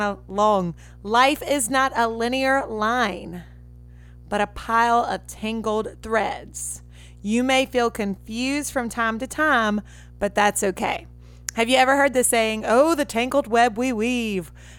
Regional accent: Red Lick, Mississippi, United States; I had an awesome childhood, awesome parents, awesome siblings where I grew up back in Red Lick, Mississippi

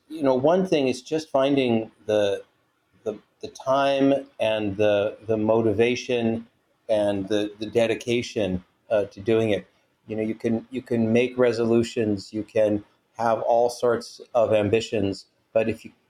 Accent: Washington, District of Columbia, United States; now in California, United States; Not from California originally, no. I'm from Washington, D.C. originally.

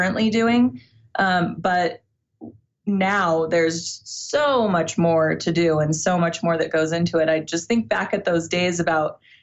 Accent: Iowa, United States; I was born in Iowa.

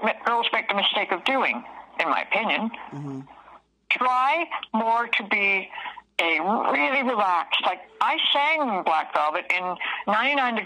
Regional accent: Toronto, Ontario, Canada; I was raised in Toronto as a city girl

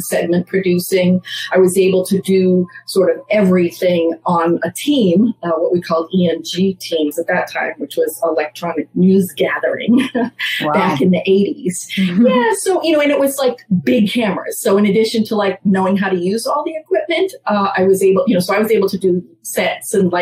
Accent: Massachusetts, United States; moved away as an adult; now in New York City, United States; I grew up in Massachusetts, then moved to New York in graduate school to get an internship

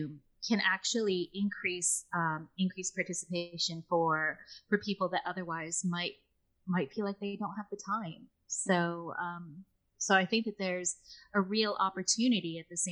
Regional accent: United States; accent: American; now in United Kingdom; I am from America.

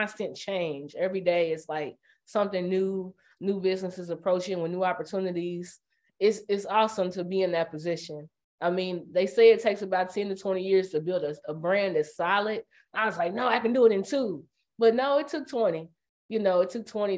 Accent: Indiana, United States; I'm from Indiana

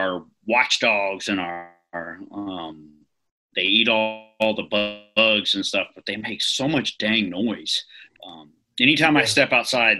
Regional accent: Bryan, Texas, United States; moved away as an adult; now in North Carolina, United States; I was born and raised in Bryan, Texas, which is right next to College Station.

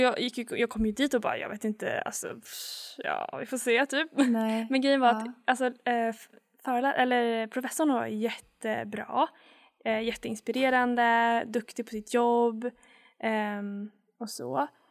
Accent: Sweden; moved away as an adult; now in Canada; jag är från Sverige

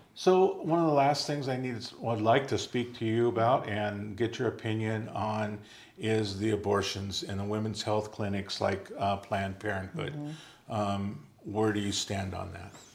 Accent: United States; as an American

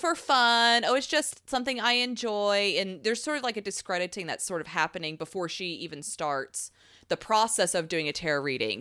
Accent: Southeastern United States, United States; I was raised in the South of America, not South America

